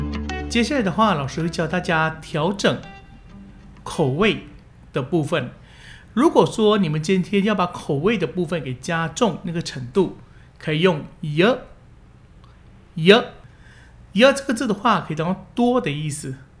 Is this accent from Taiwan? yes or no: yes; Taiwan; 一般人的辣都是我们台湾人的很多倍。常常你们去外面吃小吃啊，或者说吃一碗干面、汤面之类的。他们加辣的程度都会比我们台湾的多